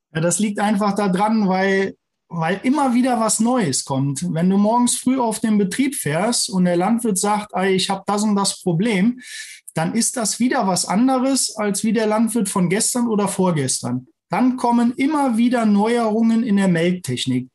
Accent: Neunkirchen-Seelscheid, North Rhine-Westphalia, Germany; also born or lived in Bonn; now in near Trier, Germany; ich stamme ursprünglich aus der Region Lohmer, Neunkirchen-Seelscheid

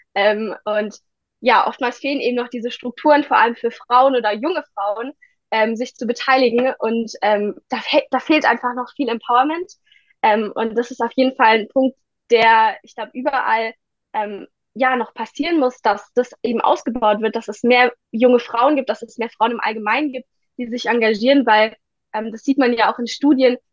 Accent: Ditzingen, Baden-Württemberg, Germany; ich bin 17 Jahre alt und ich komme aus Ditzingen

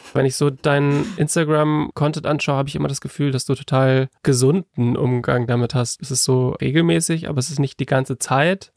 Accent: Northern Germany, Germany; kommen wir beide aus Norddeutschland

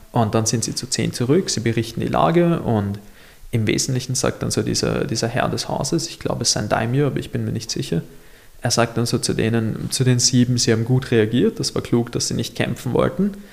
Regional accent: Mauerbach, Lower Austria, Austria; ich komme ja aus Mauerbach

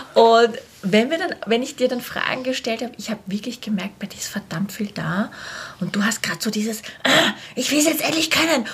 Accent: Vienna, Austria; born or raised there

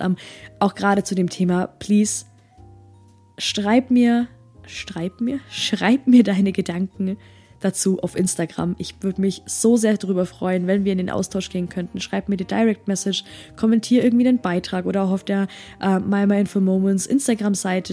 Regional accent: Germany; bei uns in Deutschland, wo das Jammern ganz groß geschrieben wird

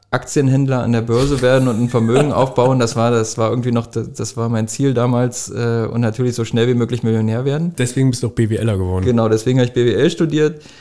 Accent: Jena, Thuringia, Germany; also ich komme nicht aus Wittenberg, ich bin in Jena geboren.

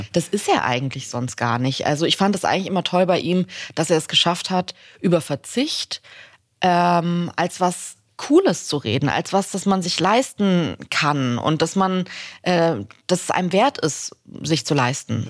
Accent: Swabia, Germany; ich komme aus Schwaben

